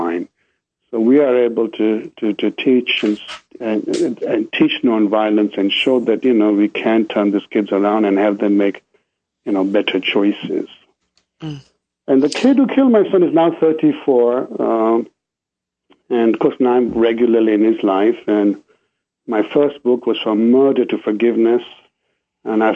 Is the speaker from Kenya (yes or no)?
yes; Kenya; moved away; also born or lived in England; I grew up in Kenya.